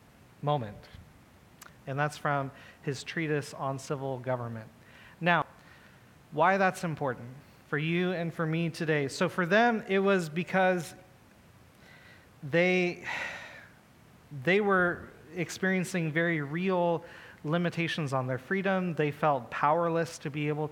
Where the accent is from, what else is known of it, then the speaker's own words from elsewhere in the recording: United States; I'm an American